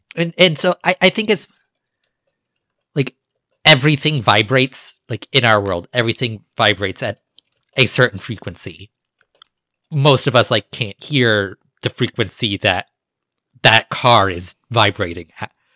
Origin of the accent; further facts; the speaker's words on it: United States; my ancestors came from England. Like, I'm American